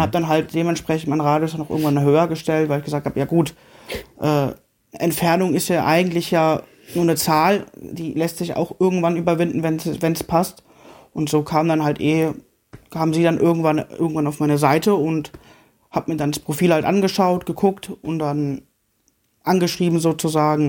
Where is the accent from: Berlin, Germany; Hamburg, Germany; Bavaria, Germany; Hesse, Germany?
Hesse, Germany; Marburg; ich bin ja gebürtiger Marburger